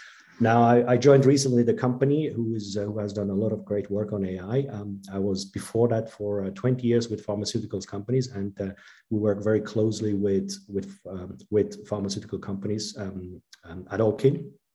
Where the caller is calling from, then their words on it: Basel, Basel-Stadt, Switzerland; I'm dialing in from Basel